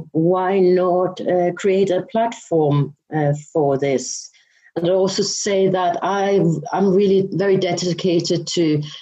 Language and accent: English; Denmark; now in London, United Kingdom; I'm originally from Denmark, but I have lived in the UK and mainly in London most of my life.